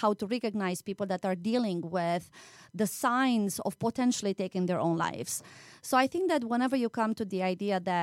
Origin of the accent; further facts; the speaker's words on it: Sibiu, Sibiu County, Romania; moved away as an adult; now in United States; I used to teach also in Transylvania, you know, my home country, and Sibiu, that's the city where I was born in.